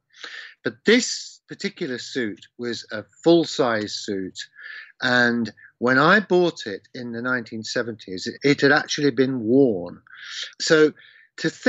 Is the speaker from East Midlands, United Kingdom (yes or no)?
yes; Leicester, East Midlands, United Kingdom; my hometown in Leicester